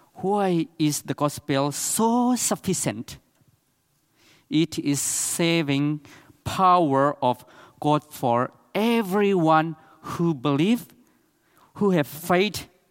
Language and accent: English; Chin State, Myanmar; English is a second language; In Myanmar, we have eight big tribe, and I am from Chin State.